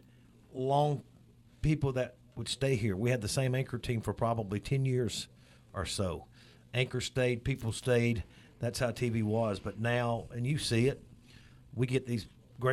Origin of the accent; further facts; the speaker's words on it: Florence, Alabama, United States; now in Meridian, United States; I'm a native of North Alabama